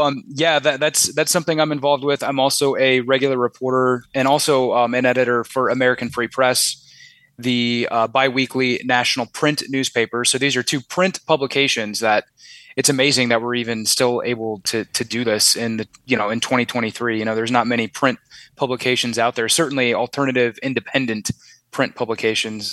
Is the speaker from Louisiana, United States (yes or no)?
no; Omaha, Nebraska, United States; I grew up in Omaha, Nebraska